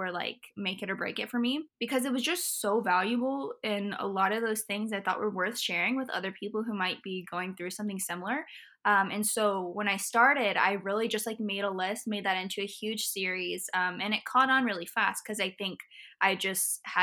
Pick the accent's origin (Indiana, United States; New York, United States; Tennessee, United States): Indiana, United States; also born or lived in Florida; I grew up in Florida. I was here until I was in fourth grade. And then after fourth grade, I moved to Indiana near like Bloomington and Indianapolis, right in between there